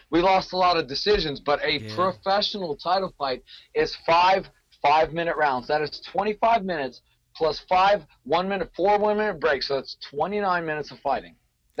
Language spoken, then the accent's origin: English; Ohio, United States; I'm from Ohio.